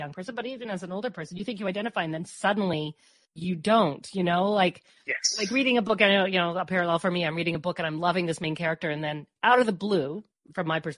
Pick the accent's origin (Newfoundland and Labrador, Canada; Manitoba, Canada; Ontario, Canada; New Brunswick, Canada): Newfoundland and Labrador, Canada; now in Peterborough, Canada; growing up in Newfoundland, you know, we'd go to the beach